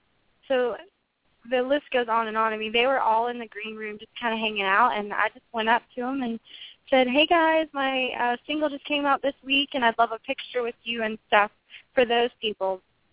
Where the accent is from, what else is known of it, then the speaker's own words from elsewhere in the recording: Maryland, United States; moved away; I'm originally from Maryland.